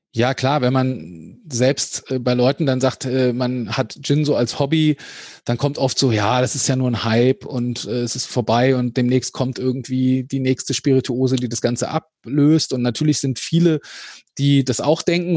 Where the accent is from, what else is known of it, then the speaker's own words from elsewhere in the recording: Hesse, Germany; als Hesse